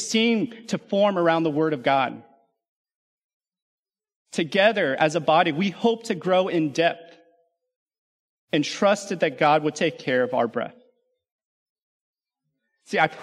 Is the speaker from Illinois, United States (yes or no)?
no; California, United States; also born or lived in Louisiana / Alabama; now in McKinney, United States; I grew up in California